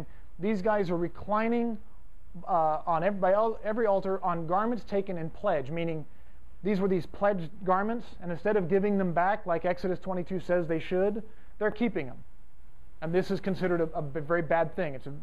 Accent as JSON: {"language": "English", "town": "Fresno", "region": "California", "country": "United States", "said": "I'm from Fresno, which is kind of like Texas West"}